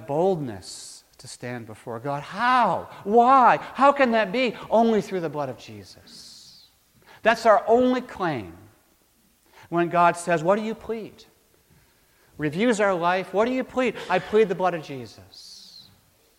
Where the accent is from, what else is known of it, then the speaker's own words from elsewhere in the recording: Maine, United States; Back when I was growing up in Maine